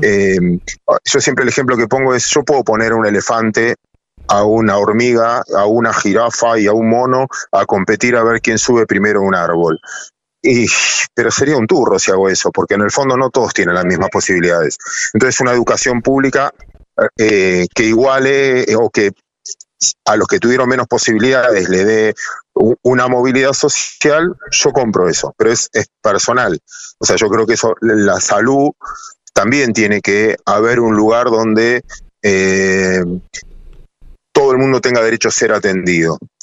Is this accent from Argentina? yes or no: yes; Argentina; mis abuelos inmigrantes que no tenían idioma como la mayoría de todos los argentinos